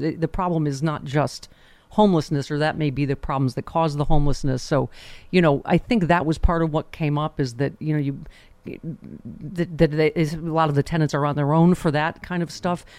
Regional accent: Buffalo, New York, United States; my hometown of Buffalo

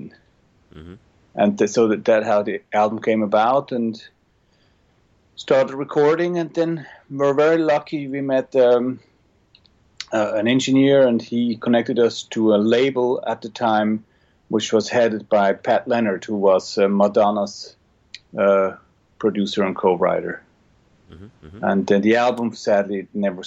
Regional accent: Switzerland; moved away as an adult; now in Los Angeles, United States; I grew up in Switzerland, eventually finished a music school

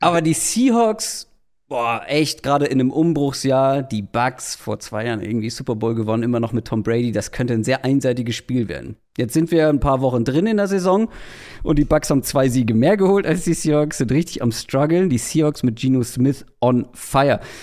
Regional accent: Wedel, Schleswig-Holstein, Germany; komme ich aus Wedel

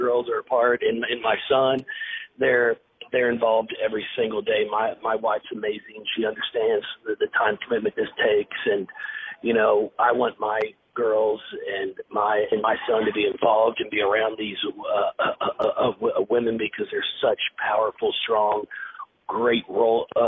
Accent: Fort Thomas, Kentucky, United States; my hometown of Fort Thomas, Kentucky

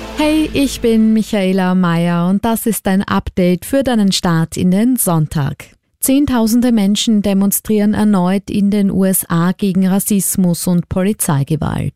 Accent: Austria; bei uns in Österreich

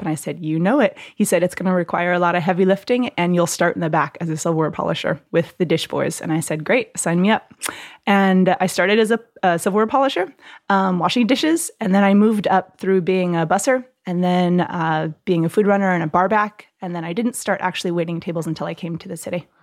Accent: Southern California, United States; moved away as an adult; also born or lived in Hawaii; now in New York, United States; I'm from California, Southern California

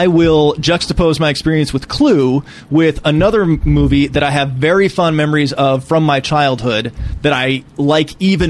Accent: Painesville, Ohio, United States; moved away; I'm originally from a town just outside Cleveland, Ohio. Mm-hmm. It's called Painesville.

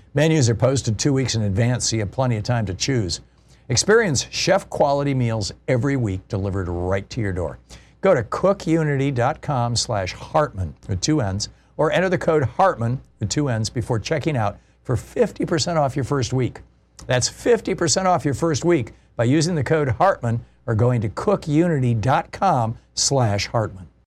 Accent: Michigan, United States; moved away as an adult; also born or lived in Atlanta, Georgia; I grew up in Michigan

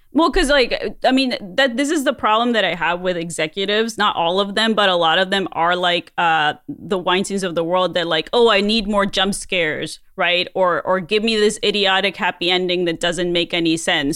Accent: Mexico; moved away; a kid growing up in Mexico

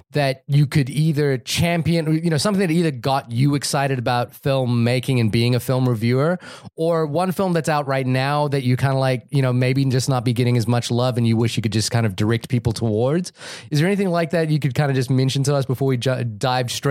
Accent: New Zealand; I'm from New Zealand, by the way.

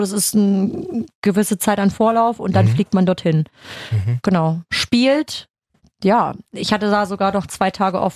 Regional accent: Germany; bei uns in Deutschland

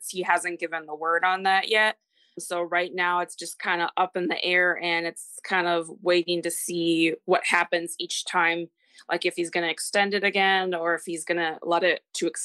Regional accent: Minnesota, United States; also born or lived in Texas; I am from Minnesota, and I am 33.

